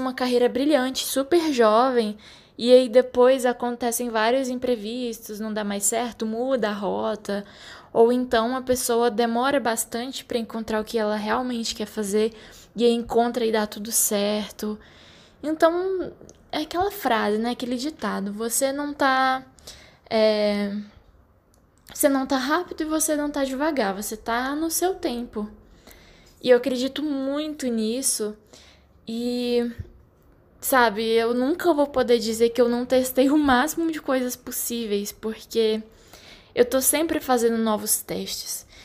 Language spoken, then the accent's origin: Portuguese; Brasília, Federal District, Brazil; moved away; que vim de Brasília, ainda já tinha quase premeditado ali o meu emprego que seria é, funcionária pública